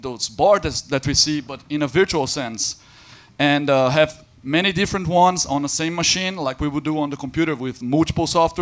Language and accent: English; Brazil; now in Berlin, Germany; also from Berlin. And I'm not German, I'm Brazilian